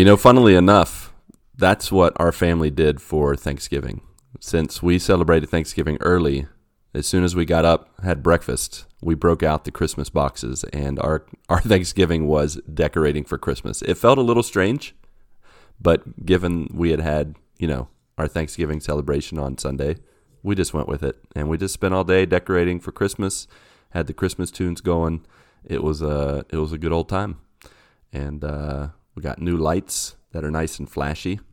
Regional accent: West Virginia, United States; I grew up in West Virginia where those kind of roads are everywhere.

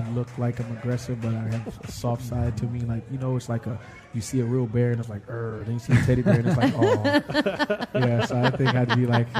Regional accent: Florida, United States; And football, growing up in Florida, that became my first love.

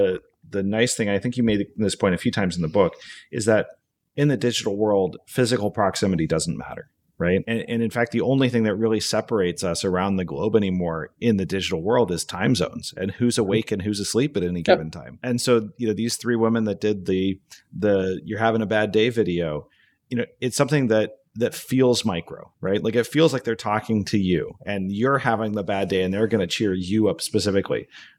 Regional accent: Alaska, United States; So there I am growing up in Alaska, way out, you know, way out north.

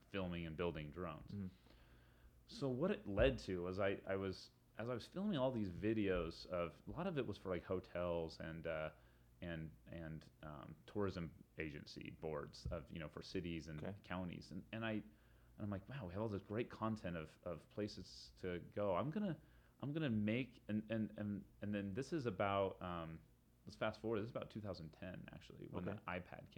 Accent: Salt Lake City, Utah, United States; here in my hometown of Salt Lake

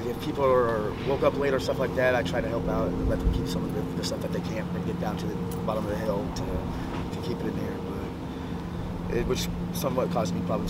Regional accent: Long Beach, California, United States; also born or lived in Kansas; now in San Pedro, United States; I was born and raised in Long Beach

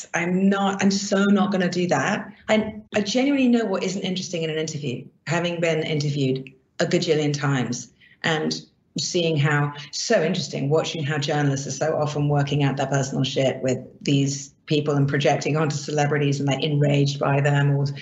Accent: Barbados; I grew up in the Caribbean, in Barbados.

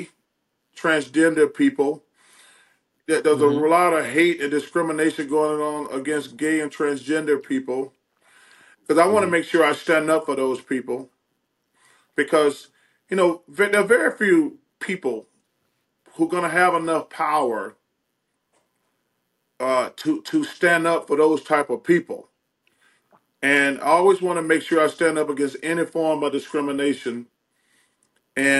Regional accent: the South, United States; I'm from the South

